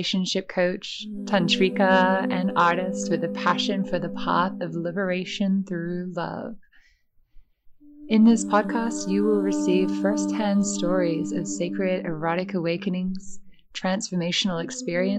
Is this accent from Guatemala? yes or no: no; Perth, Western Australia, Australia; moved away as an adult; also born or lived in Ireland; I'm coming at you from my hometown in Perth, where I was born